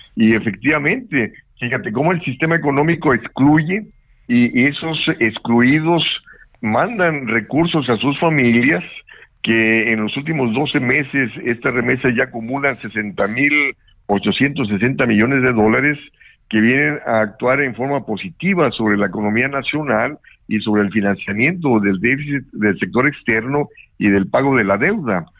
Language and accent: Spanish; Monterrey, Nuevo León, Mexico; moved away; yo soy de Monterrey